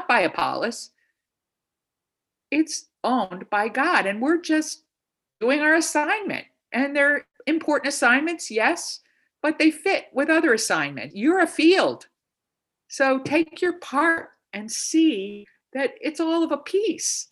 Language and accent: English; New York, United States; moved away; I'm from New York, so I would say I'm from New York